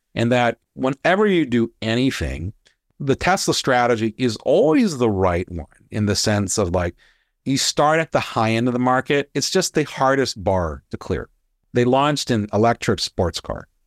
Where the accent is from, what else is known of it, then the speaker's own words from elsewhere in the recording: Hawaii, United States; I grew up in Hawaii. Weather doesn't change